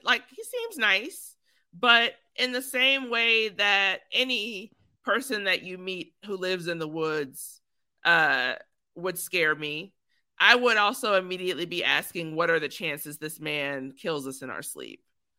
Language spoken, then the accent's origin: English; Texas, United States; You're from Texas, so I am from Texas.